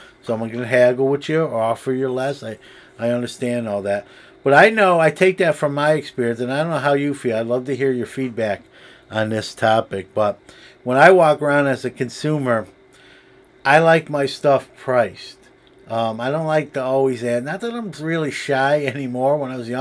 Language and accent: English; New York City, New York, United States; now in Syracuse, United States; New York City has its share of shows, my hometown